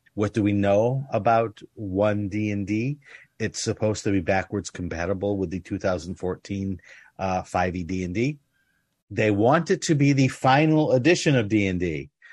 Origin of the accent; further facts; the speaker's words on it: United States; I grew up in the United States